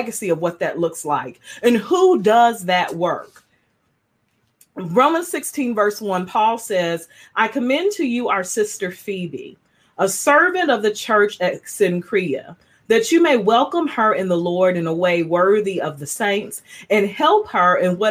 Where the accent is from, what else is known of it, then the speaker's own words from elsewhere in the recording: United States; moved away; I'm from Kentucky, Georgia originally